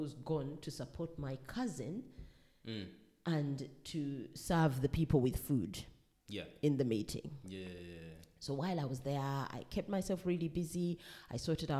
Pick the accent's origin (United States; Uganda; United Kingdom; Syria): Uganda; moved away as an adult; I come from Uganda. Growing up as a Ugandan child